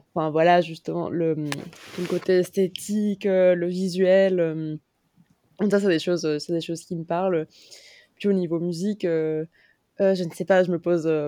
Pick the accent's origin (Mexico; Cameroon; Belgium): Mexico; moved away as an adult; now in Paris, France; j'ai grandi au Mexique, je suis mexicaine